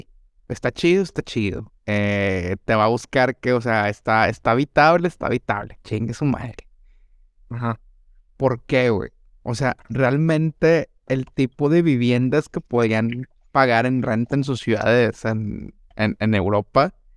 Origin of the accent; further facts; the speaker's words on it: Monterrey, Nuevo León, Mexico; mis estereotipos regiomontanos